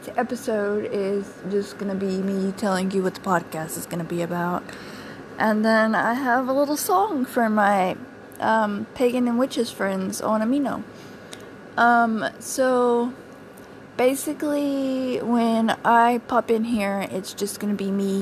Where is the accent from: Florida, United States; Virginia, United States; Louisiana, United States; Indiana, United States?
Louisiana, United States; Cajun; accent: Cajun; my Cajun accent